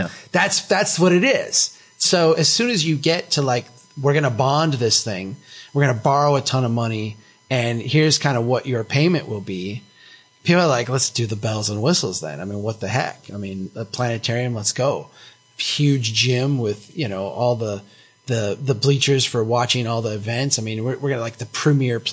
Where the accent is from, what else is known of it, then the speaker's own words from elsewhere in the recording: Brainerd, Minnesota, United States; that intellectual curiosity is kind of absent here in my hometown.